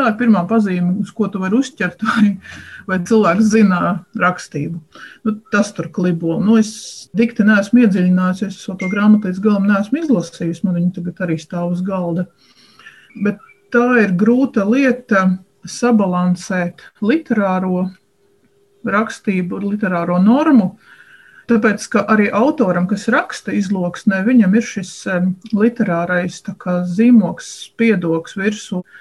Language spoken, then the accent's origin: Latvian; Viļāni, Latgale, Latvia; man ir priekšrocība, mana izlūksne diezgan tuvu ir latgaliešu eh, rakstu valodai. Tu esi no? Es esmu no Viļāniem.